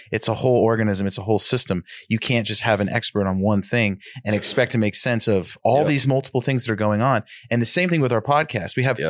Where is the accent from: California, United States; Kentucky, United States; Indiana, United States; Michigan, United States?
California, United States; Sacramento; I grew up in Sac. That's why I'm on the show.